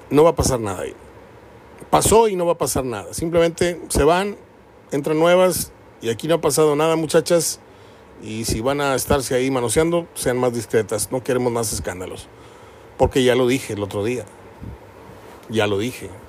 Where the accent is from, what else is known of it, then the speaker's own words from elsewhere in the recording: Mexico; Que como buenos mexicanos se va a saber apenas nada de la verdad.